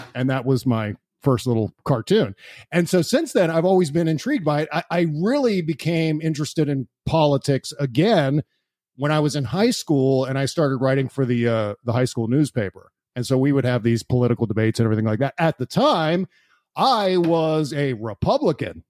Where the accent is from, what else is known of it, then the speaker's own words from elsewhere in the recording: Washington, District of Columbia, United States; also born or lived in Virginia; I was born in Washington, D C